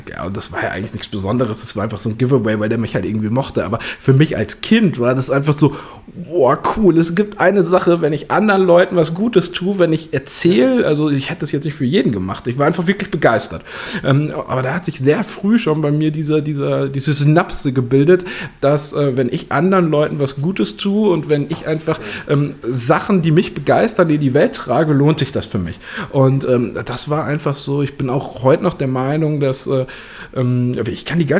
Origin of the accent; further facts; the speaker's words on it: Starnberg, Bavaria, Germany; now in North Rhine-Westphalia, Germany; ich bin in Bayern ausgewachsen, in Starnberg geboren, da komme ich eigentlich, habe ich länger gelebt, ähm, da kenne ich viele Leute und halt hier in NRW mittlerweile halt noch viel mehr